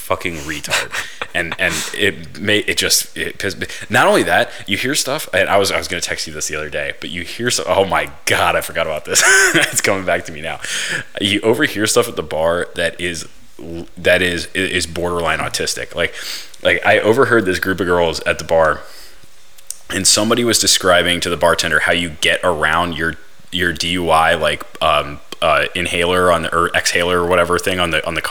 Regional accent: the South, United States; also born or lived in Colorado; now in Texas, United States; I grew up in the South

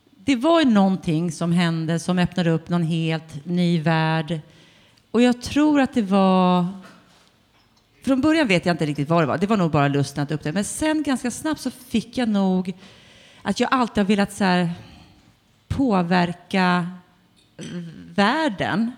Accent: Tumba, Stockholm County, Sweden; jag är född i Tumba, som ligger i Botkyrka

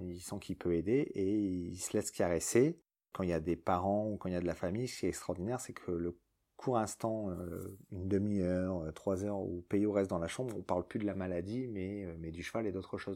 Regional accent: France; C'est en France, c'est chez nous, à Calais

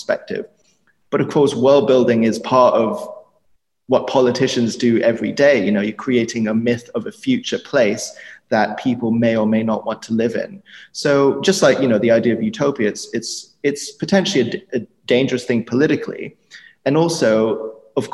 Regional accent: Germany; I was born in Germany

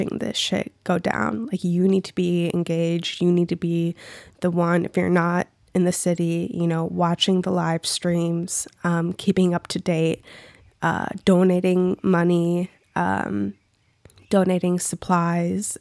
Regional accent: Minneapolis, Minnesota, United States; I'm from Minneapolis, but I'm not from that direct specific cross street of where the shit went down

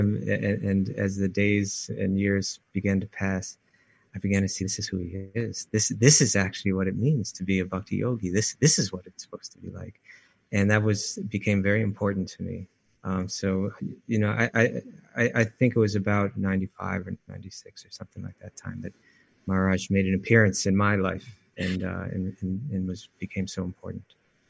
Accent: New York, United States; being a New Yorker

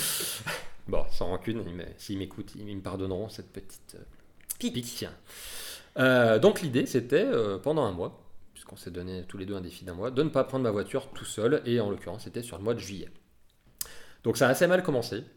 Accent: Lyon, Auvergne-Rhône-Alpes, France; nous, on est lyonnais

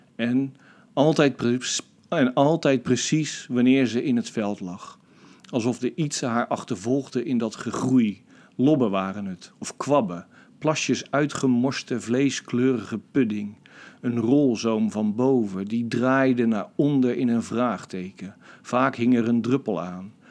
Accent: Rotterdam, South Holland, Netherlands; ik ben Rotterdammer

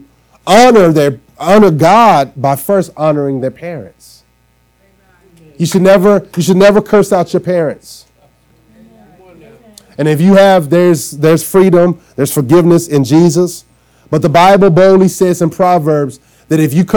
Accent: Arkansas, United States; now in Trenton, United States; I'm from down south, and we say yes, sir, no, sir, yes, ma'am, no, ma'am. And when I moved from Arkansas to New Jersey, I moved right into Trenton

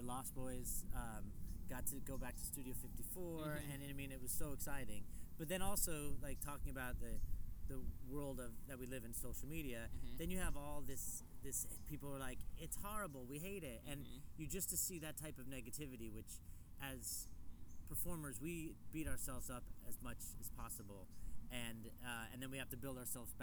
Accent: San Diego, California, United States; right now we're in San Diego, which is my hometown

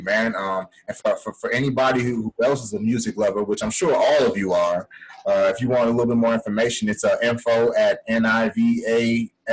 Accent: Chicago, Illinois, United States; we're both from Chicago

